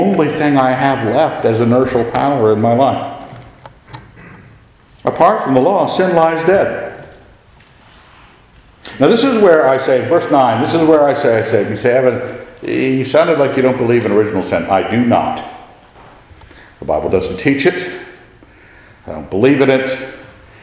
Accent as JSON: {"language": "English", "country": "United States", "said": "I'm an American"}